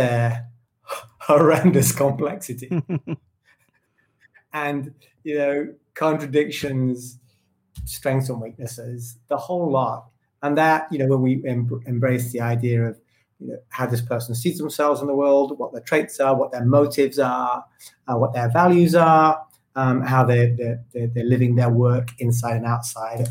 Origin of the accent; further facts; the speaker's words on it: United Kingdom; me as a British person